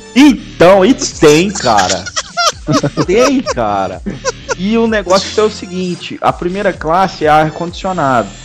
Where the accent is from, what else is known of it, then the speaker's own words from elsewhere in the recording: Minas Gerais, Brazil; eu sou mineiro, falo trem toda hora